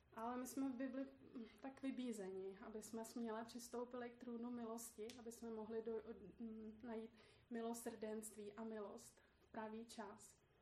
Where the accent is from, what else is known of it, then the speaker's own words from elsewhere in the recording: Poděbrady, Central Bohemian Region, Czechia; moved away as an adult; also born or lived in Australia; now in Prague, Czechia; v Poděbradech, odkud pocházím a kde jsou moje rodiče